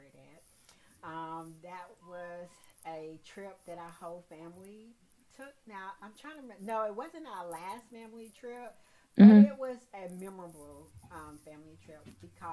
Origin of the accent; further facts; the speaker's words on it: Salisbury, North Carolina, United States; also born or lived in Greensboro, North Carolina; born and raised in Salisbury.